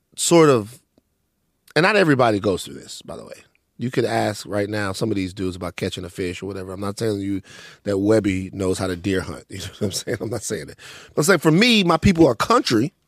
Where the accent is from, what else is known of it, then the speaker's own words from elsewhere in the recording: Maringouin, Louisiana, United States; Growing up in Maringouin, growing up in Louisiana